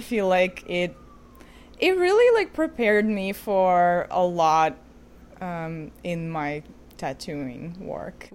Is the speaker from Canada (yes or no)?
no; Ukraine; moved away as an adult; now in New York, United States; I'm originally from Ukraine, and I moved to New York when I was eighteen.